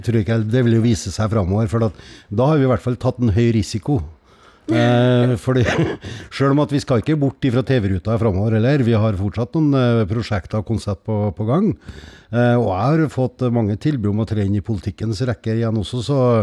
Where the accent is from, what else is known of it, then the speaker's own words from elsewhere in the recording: Skogn, Trøndelag, Norway; er fra Skogn